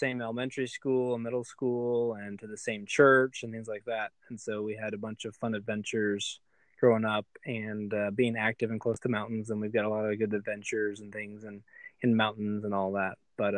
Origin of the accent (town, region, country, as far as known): Colorado Springs, Colorado, United States; born or raised there